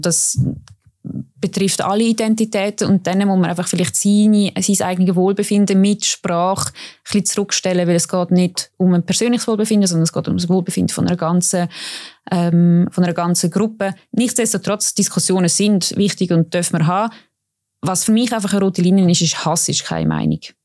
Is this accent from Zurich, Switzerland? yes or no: no; Baden, Aargau, Switzerland; Ich komme ja auch aus Baden, wo die Milchjugend ähm, gegründet worden ist.